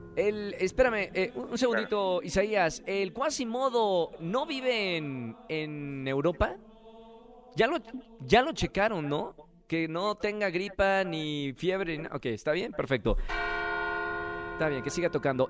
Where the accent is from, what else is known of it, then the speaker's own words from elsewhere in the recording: Mexico; cómo somos los mexicanos